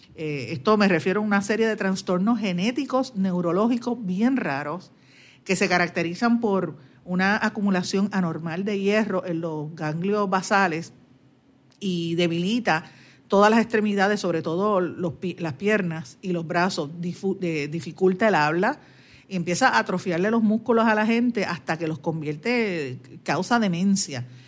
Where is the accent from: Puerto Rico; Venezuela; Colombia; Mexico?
Puerto Rico; somos nosotros puertorriqueños y en lo que nosotros creemos